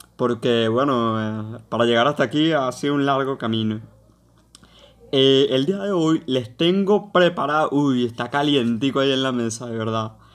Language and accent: Spanish; Venezuela; en mi país, en Venezuela